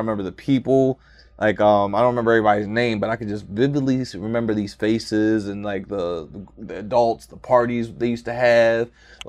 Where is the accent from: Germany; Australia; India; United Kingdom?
Germany; also born or lived in Tacoma, Washington; Like, I grew up in Germany, actually.